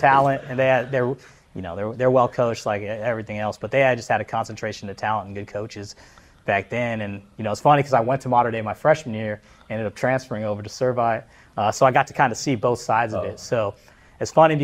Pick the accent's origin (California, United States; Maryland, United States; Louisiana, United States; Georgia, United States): California, United States; Orange County; also born or lived in Massachusetts; I was born here in the States, here in California. I've always been proud of my Islander roots. Yes, I always have that chill vibe being here from Orange County too